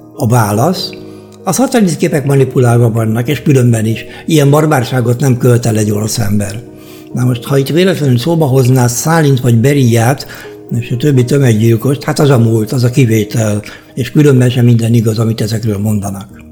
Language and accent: Hungarian; Hungary; moved away as an adult; now in Germany; magyarok vagyunk